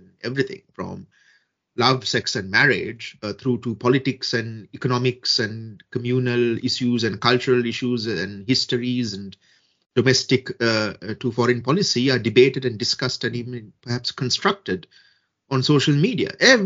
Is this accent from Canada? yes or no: no; Sri Lanka; my home country, Sri Lanka